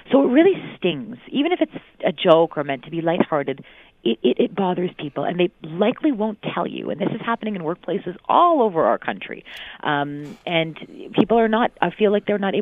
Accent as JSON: {"language": "English", "town": "Mississauga", "region": "Ontario", "country": "Canada", "tie": "born or raised there", "said": "I remember the first time I was called a Paki in Mississauga, and Mississauga was very different then. It wasn't as multicultural. Now half the residents come from somewhere else, but it certainly wasn't like this when I grew up"}